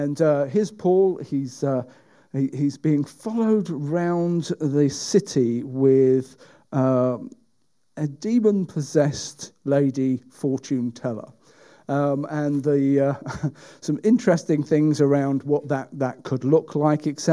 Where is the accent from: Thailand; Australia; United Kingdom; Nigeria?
United Kingdom